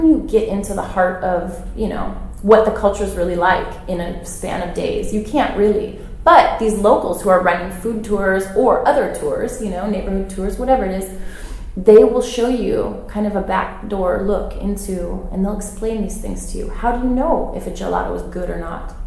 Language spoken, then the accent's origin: English; Pacific Northwest, United States; moved away as an adult; now in Rome, Italy; I'm born and raised in the States